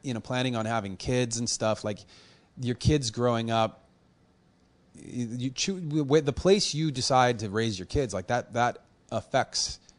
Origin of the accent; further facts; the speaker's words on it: Los Angeles, California, United States; I was born on the Valley side, actually in Panorama City, which is not too far from, like, where the Karate Kid, you know, Encino is, like, not that far. 10 minutes. And then I've moved up and down the Valley side